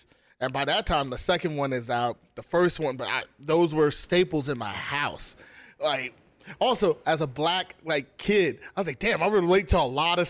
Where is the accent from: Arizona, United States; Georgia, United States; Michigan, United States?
Michigan, United States; Detroit; now in San Diego, United States; I grew up in Detroit.